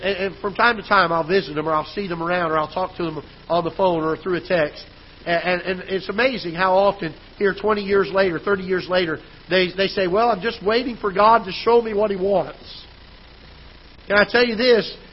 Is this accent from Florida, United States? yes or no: yes; South Florida, United States; now in Festus, United States; When I was a kid growing up in Florida, South Florida, back then, years ago